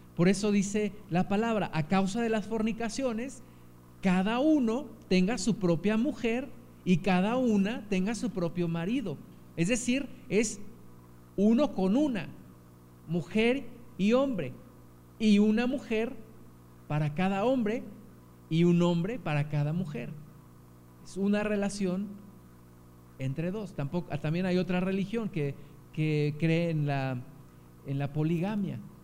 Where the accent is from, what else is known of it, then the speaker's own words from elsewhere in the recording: Mexico; Como mexicanos